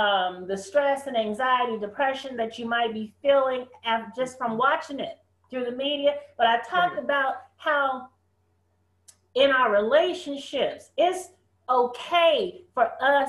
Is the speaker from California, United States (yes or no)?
yes; San Francisco, California, United States; up in San Francisco, right?